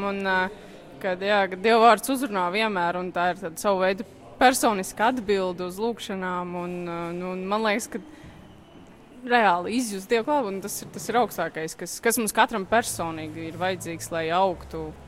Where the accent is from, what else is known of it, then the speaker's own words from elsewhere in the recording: Liepāja, Latvia; no Liepājas.